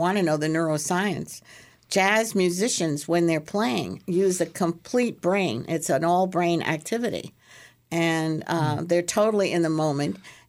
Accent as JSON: {"language": "English", "town": "Brooklyn", "region": "New York", "country": "United States", "tie": "born or raised there", "said": "I love jazz. I grew up with it in New York and Brooklyn."}